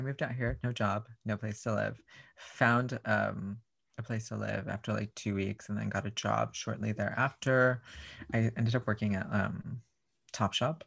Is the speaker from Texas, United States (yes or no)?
yes; Raymondville, Texas, United States; I grew up in a very, very small rural part of, um, South Texas called Raymonville